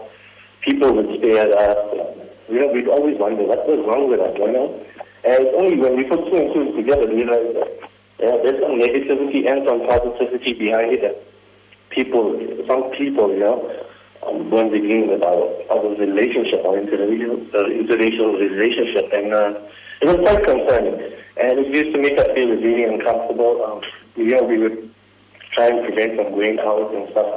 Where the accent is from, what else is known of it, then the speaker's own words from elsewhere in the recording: Durban, KwaZulu-Natal, South Africa; now in Johannesburg, South Africa; I'm an Indian. I'm from Durban, from the Sita Lake